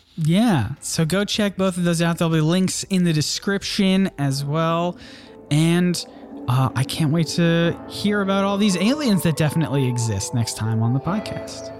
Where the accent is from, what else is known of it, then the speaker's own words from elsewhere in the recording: South Carolina, United States; South Carolina